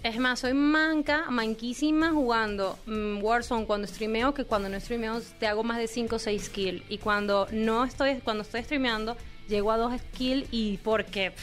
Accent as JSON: {"language": "Spanish", "country": "Venezuela", "said": "yo soy venezolana"}